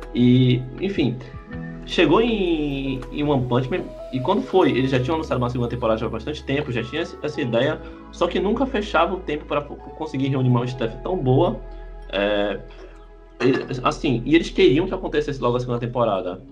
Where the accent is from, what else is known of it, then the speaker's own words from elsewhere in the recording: Brazil; A gente é brasileiro